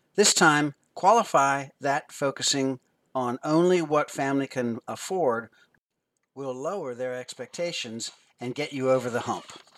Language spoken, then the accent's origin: English; Philadelphia, Pennsylvania, United States; I grew up near Philadelphia, Pennsylvania, and never saw all the neat tourist attractions until I became a tourist for a day as a senior in high school